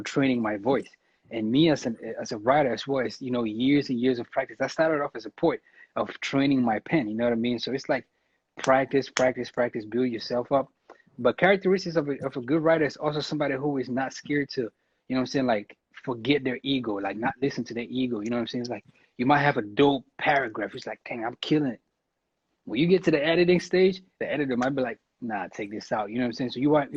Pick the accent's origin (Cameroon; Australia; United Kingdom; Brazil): Cameroon; I'm from Cameroon